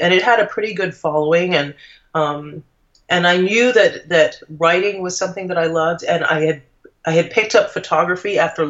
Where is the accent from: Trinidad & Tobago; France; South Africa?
Trinidad & Tobago; moved away; I'm originally from the Caribbean. I'm from Trinidad, and my husband is English.